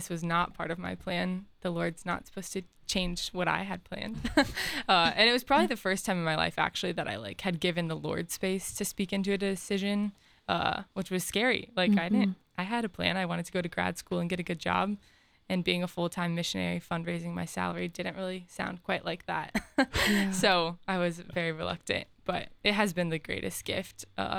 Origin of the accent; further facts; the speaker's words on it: Des Moines, Iowa, United States; moved away as an adult; also born or lived in Cedar Falls, Iowa; now in Columbus, United States; Yeah, I'm originally from Des Moines, but I went to college at the University of Northern Iowa. It's a small 10,000 person school. And then came to Ohio State right after as a missionary. And this is my 3rd year here.